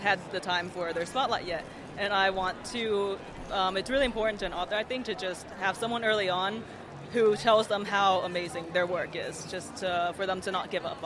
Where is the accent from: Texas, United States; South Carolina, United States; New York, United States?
Texas, United States; I'm from Texas